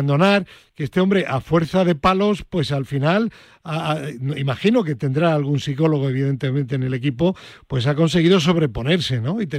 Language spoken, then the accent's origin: Spanish; Granada, Andalusia, Spain